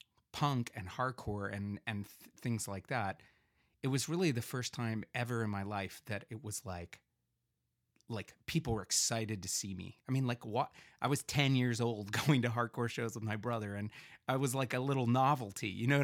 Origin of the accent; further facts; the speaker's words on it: Bethesda, Maryland, United States; And I grew up in Bethesda, Maryland, which is a pretty like, well, wealthy area.